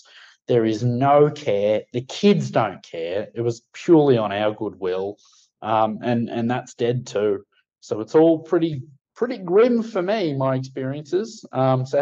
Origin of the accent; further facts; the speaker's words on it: Sydney, New South Wales, Australia; we're all from the Shire